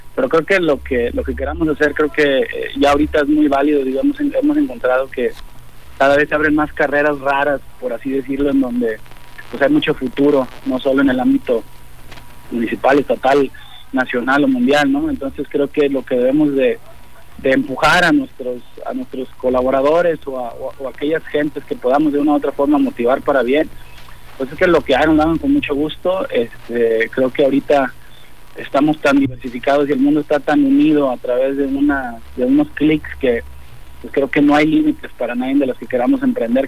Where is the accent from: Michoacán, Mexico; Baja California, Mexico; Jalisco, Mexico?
Jalisco, Mexico; Autlán; moved away as an adult; now in Colima, Mexico; yo soy de Autlán, entonces me vine hace ya casi 28 años a, Colima a estudiar